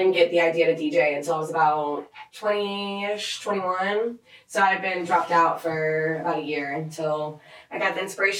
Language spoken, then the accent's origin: English; Charlotte, North Carolina, United States; moved away as an adult; now in Atlanta, United States; I'm from Charlotte, so all the DJs from Charlotte I've known for ever, you know?